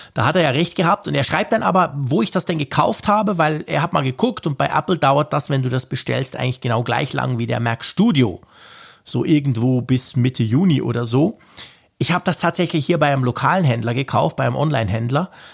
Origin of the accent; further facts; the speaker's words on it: Switzerland; Bei uns in der Schweiz